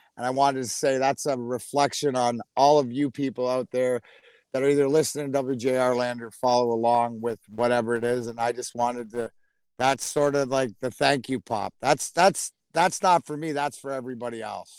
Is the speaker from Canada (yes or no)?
yes; Canada; now in Michigan, United States; I'm Canadian, right? We all know I'm Canadian.